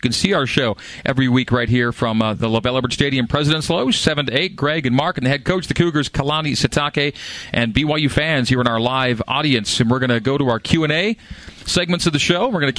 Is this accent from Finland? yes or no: no; Canada; accent: Canadian; I know. I lost my Canadian accent years ago.